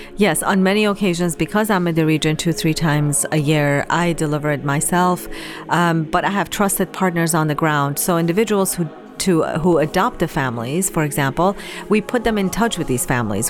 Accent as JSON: {"language": "English", "country": "Iran", "tie": "born or raised there", "moved": "yes", "said": "I was born and raised in Iran"}